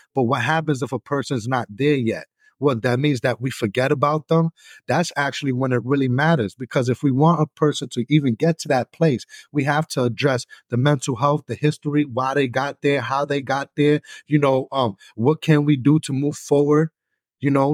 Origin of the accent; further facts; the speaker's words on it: New York City, New York, United States; moved away as an adult; now in Buffalo, United States; I'm originally from New York City